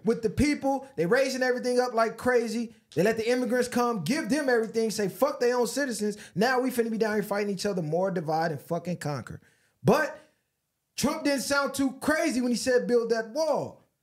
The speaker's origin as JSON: {"language": "English", "country": "United States", "said": "I'm an American, a taxpayer by force"}